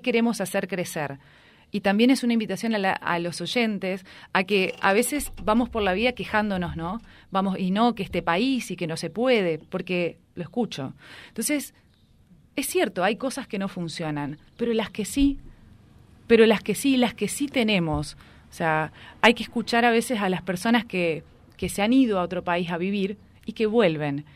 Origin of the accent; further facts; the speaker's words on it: Reconquista, Santa Fe, Argentina; donde yo nací, donde crecí